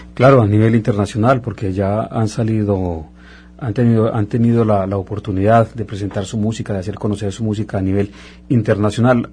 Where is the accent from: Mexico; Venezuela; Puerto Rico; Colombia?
Colombia; now in Montreal, Canada; en mi caso colombiano, nos encanta también la música mexicana